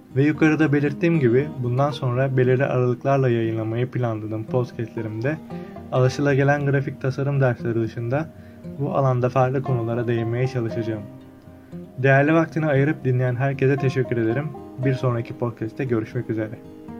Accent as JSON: {"language": "Turkish", "town": "Çan", "region": "Çanakkale", "country": "Turkey", "tie": "born or raised there", "said": "Çanakkale'de dünyaya gözlerimi açmışım. Çanakkale'nin Çan ilçesinde büyüdüm ve halen burada yaşamaktayım"}